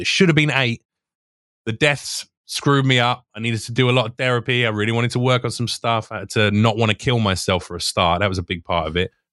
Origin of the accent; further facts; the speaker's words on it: United Kingdom; moved away as an adult; now in United States; I'm British